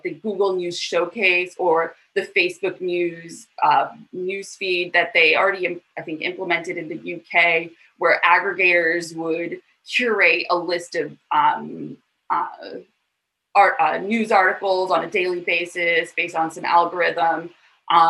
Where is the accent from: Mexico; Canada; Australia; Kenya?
Australia; we as Australians